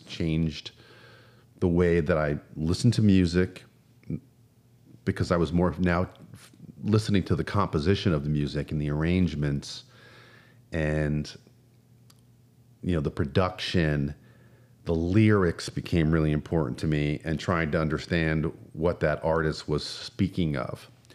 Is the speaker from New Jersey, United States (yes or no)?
yes; New Jersey, United States; moved away as an adult; I'm from New Jersey